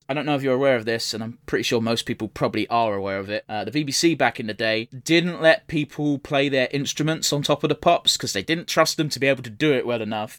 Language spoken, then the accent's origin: English; England, United Kingdom; I'm English.